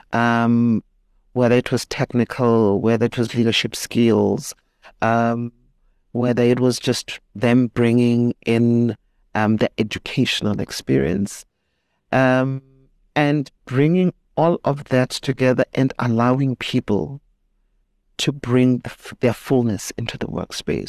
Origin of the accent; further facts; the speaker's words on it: Soweto, Gauteng, South Africa; grew up in Soweto, went to school there